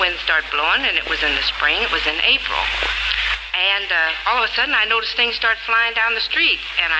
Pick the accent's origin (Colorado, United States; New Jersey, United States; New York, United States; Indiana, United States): Indiana, United States; Indianapolis; moved away; My hometown is Indianapolis, Indiana.